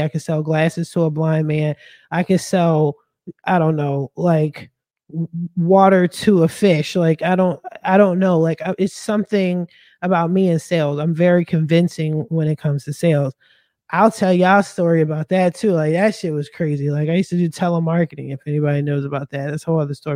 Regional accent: Philadelphia, Pennsylvania, United States; I'm from Philly.

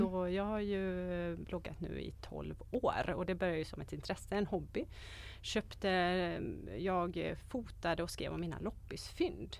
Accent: Borås, Västra Götaland, Sweden; moved away as an adult; also born or lived in Sigtuna; now in Varberg, Sweden; Jag är född och uppvuxen i Borås

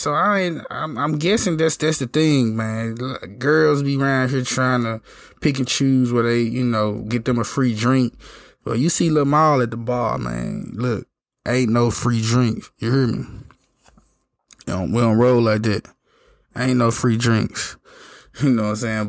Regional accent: Memphis, Tennessee, United States; I'm from Memphis

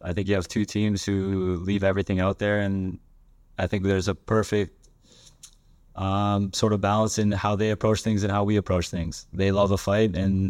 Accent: Sweden; English is a second language; I don't come from the same background as Bex. I come from Sweden, so I knew nothing about the league or the teams or anything about Canadian soccer at all

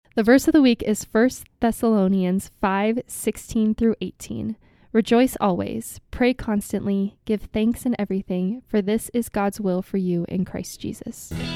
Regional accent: Kansas City, Missouri, United States; moved away; I'm from Kansas City originally

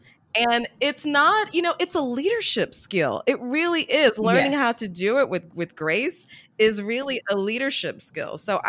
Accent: the South, United States; And, you know, I was brought up in the South where, you know, you work hard.

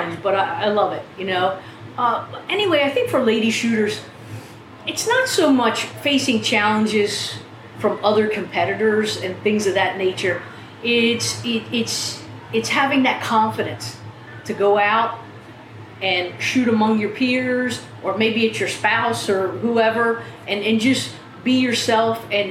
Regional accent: southern New Jersey, United States; New Jersey, southern New Jersey

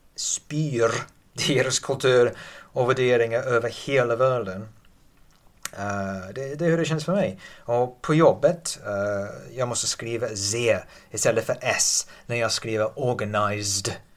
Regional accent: England, United Kingdom; Swedish is a second language; now in Sweden; jag är engelsman

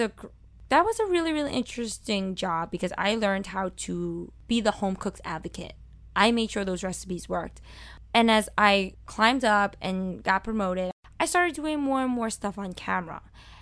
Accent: Brooklyn, New York, United States; accent: Brooklyn; But one thing they didn't want me to have was my Brooklyn accent.

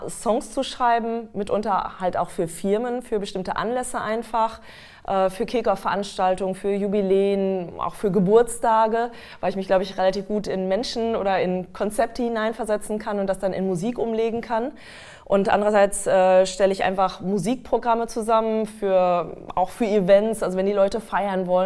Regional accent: North Rhine-Westphalia, Germany; aufgewachsen bin ich in Westfalen

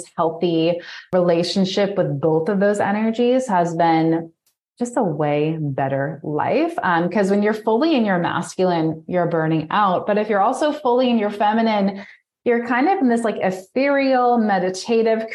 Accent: New York, United States; moved away; I'm originally from New York

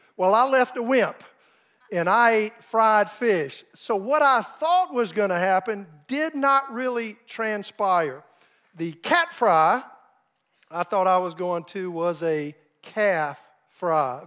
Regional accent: South Carolina, United States; moved away as an adult; now in Oklahoma, United States; my wife and I grew up in South Carolina

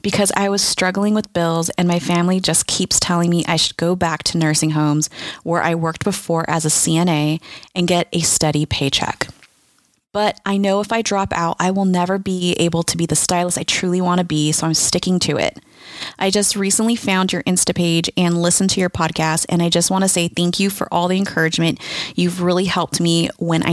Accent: California, United States; I'm from California

